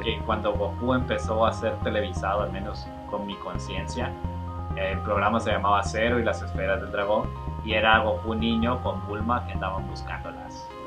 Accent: Honduras; Nosotros somos hondureños y viajábamos a Guatemala porque mi mamá es guatemalteca

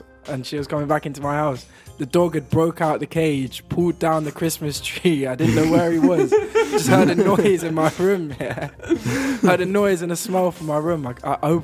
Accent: London, United Kingdom; moved away as an adult; also born or lived in Leeds; now in Brighton, United Kingdom; I was born in London. And raised in London

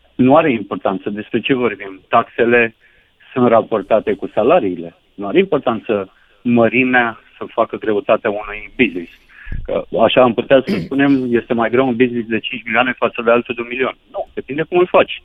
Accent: Onești, Bacău County, Romania; Nu sunt din Giurgiu, sunt din Onești, județul Bacău

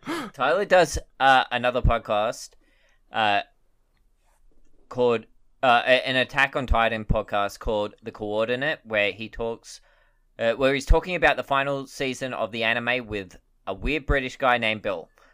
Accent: Australia; as an Australian

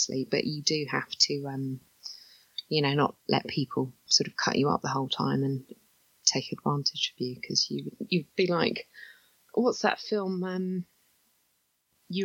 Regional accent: London, United Kingdom; moved away as an adult; now in England; I grew up in London, right in the middle of central London, actually

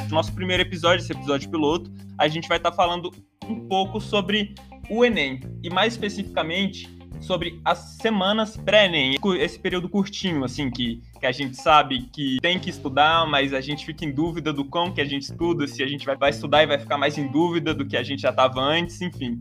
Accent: Brasília, Federal District, Brazil; Eu venho de Brasília, sou natural de Brasília, fiz todo o meu processo escolar aqui

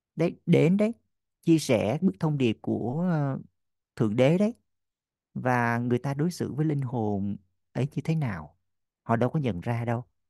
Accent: Vietnam; mình là người Việt Nam duy nhất

